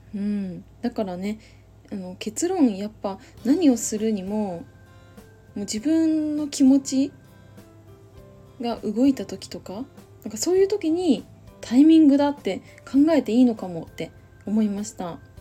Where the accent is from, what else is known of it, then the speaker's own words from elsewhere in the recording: Saitama, Japan; ちっちゃい時埼玉に住んでた